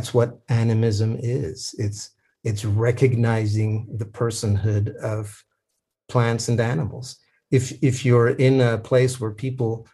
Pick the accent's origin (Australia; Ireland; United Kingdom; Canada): Canada; I am a Canadian